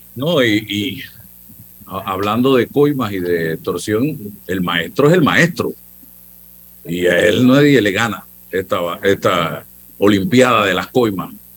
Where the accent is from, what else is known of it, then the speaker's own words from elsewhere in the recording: Panama; soy panameño